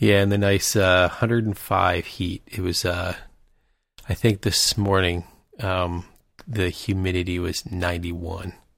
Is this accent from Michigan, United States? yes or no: yes; Michigan, United States; moved away; We're from Michigan.